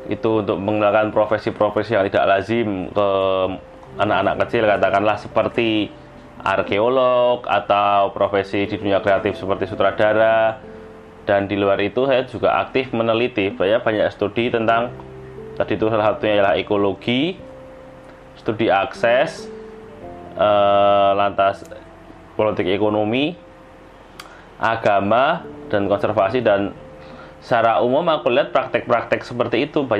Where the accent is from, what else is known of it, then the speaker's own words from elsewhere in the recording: Yogyakarta, Special Region of Yogyakarta, Indonesia; aku akan bicara bahwa aku adalah orang Yogyakarta, tempatnya aku lahir